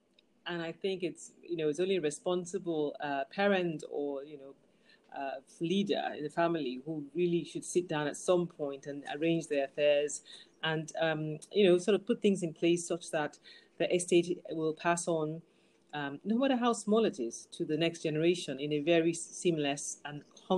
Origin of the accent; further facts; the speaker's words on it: Lagos, Nigeria; moved away as an adult; now in United Kingdom; Born and raised in Nigeria, in Lagos, Nigeria. I moved to the UK about 25 years ago.